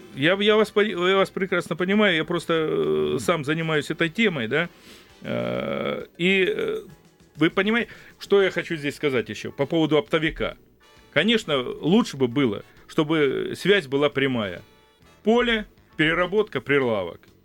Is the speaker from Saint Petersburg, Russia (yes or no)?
no; Krasnodar Krai, Russia; moved away; я сам родился и вырос в селе, в благодатном крае, я родился на Кубани и вырос